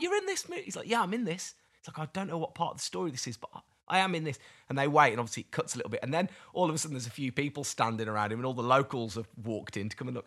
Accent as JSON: {"language": "English", "country": "United Kingdom", "said": "I'm British"}